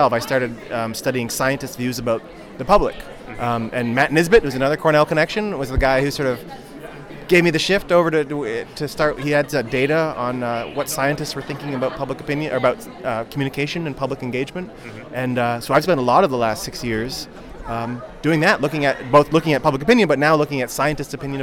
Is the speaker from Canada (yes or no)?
yes; Canada; I'm a Canadian